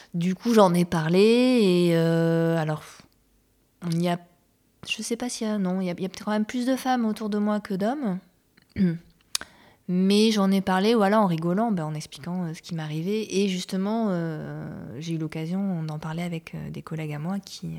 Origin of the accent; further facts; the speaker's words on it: Bordeaux, Nouvelle-Aquitaine, France; je suis originaire de Bordeaux